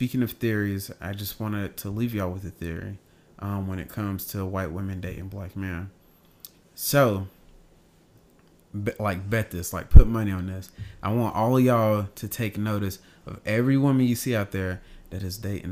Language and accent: English; the South, United States; I'm from the South